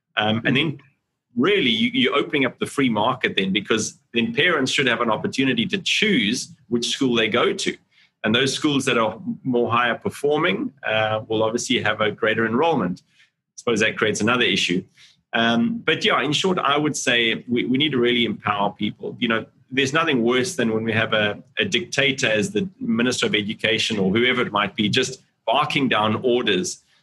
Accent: Cape Town, Western Cape, South Africa; moved away as an adult; now in Singapore; I'm from Cape Town, South Africa originally, um, and that's where I grew up

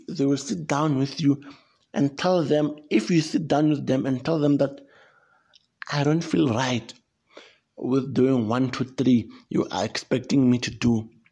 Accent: South Africa; I come from South Africa

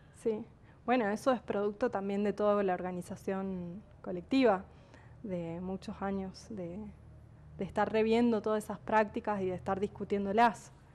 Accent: San Juan, Argentina; yo soy de San Juan y cuando estudié en la primaria, en los años 90

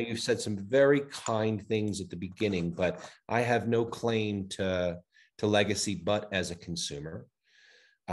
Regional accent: New York City, New York, United States; moved away as an adult; also born or lived in Worcester, Massachusetts; now in Denver, United States; I was raised in New York City

